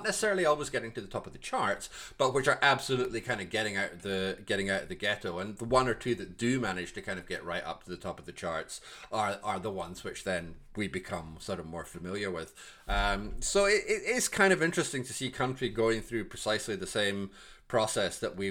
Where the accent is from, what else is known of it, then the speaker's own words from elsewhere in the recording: Glasgow, Scotland, United Kingdom; I'm from Glasgow